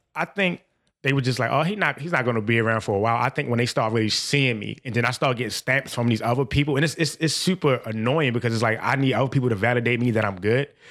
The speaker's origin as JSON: {"language": "English", "town": "Baltimore", "region": "Maryland", "country": "United States", "said": "I'm from Baltimore"}